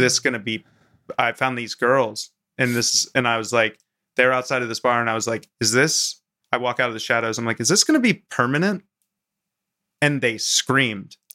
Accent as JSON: {"language": "English", "region": "Maryland", "country": "United States", "tie": "born or raised there", "also_born_or_lived": "Vermont", "moved": "yes", "said": "I grew up in Maryland on the Mason-Dixon line and then moved up to Vermont"}